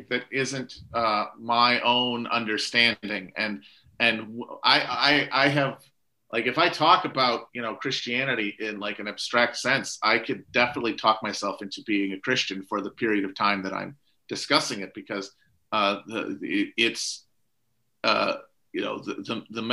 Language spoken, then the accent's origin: English; United States; secular Americans, who I am